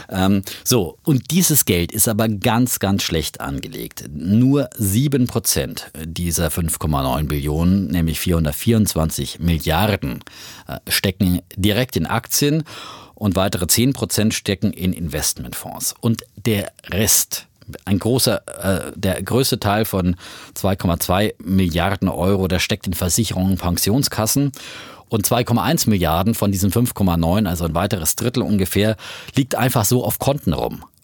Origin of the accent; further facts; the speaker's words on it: Leipzig, Saxony, Germany; bin auch als Leipziger.